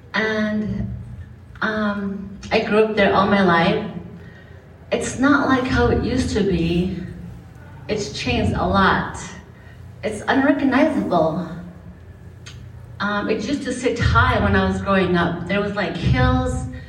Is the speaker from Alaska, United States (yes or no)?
yes; Newtok, Alaska, United States; I'm from Newtok, Alaska. … They live in Murtarvik, and I live in Newtok.